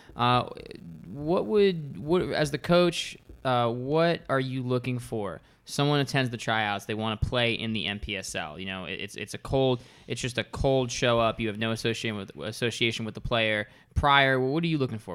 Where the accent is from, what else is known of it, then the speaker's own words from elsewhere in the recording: Freehold, New Jersey, United States; I come from Freehold